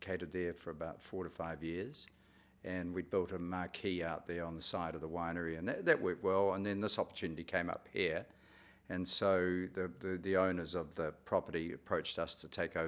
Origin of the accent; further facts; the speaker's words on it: Hawke's Bay, New Zealand; moved away; also born or lived in Wellington; I was born in Hawke's Bay, and my parents were farmers, and I moved away from the area for quite some time